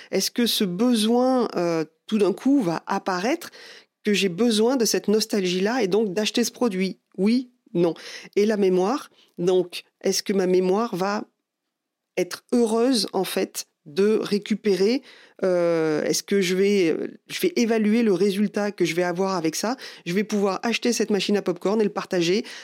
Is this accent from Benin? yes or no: no; France; Bon, bah, je suis désolé, mais déjà en tant que Français, on est râleur.